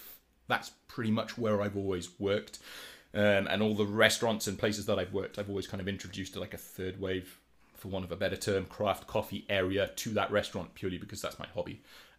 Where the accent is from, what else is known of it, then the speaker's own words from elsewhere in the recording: Wales, United Kingdom; moved away as an adult; now in Minneapolis, United States; I am from Wales, which is the cool appendage to the left of England, if you didn't know, with a bit that sticks off. And I am now living in Minneapolis. I've been here for like 2.5 years